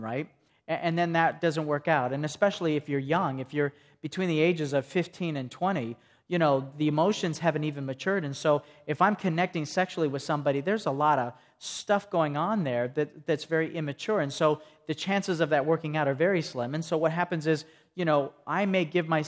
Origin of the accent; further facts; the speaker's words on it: Greeneville, Tennessee, United States; I come from Greenville, Tennessee, and I'm a hairdresser